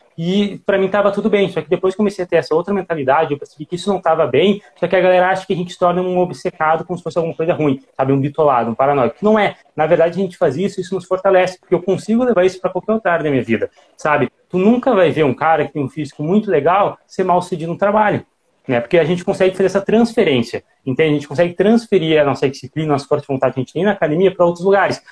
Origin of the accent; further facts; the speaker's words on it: Gaúcho, Rio Grande do Sul, Brazil; a gente é gaúcho